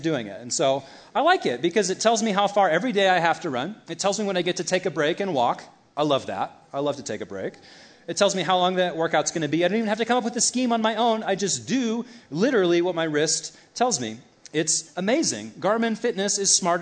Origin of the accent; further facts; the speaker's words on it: United States; American Christians or Element Church Christians